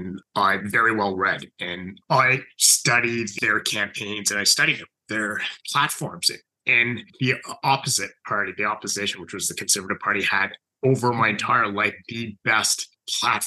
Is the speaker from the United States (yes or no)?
no; Ottawa, Ontario, Canada; also born or lived in Cambridge, Ontario; I was born in Southern Ontario, so in a city called Cambridge, and moved to Ottawa when I was three. So essentially spent most of my life here